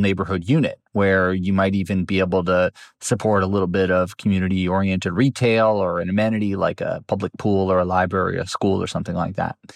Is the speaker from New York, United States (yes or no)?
yes; New York City, New York, United States; I grew up in New York City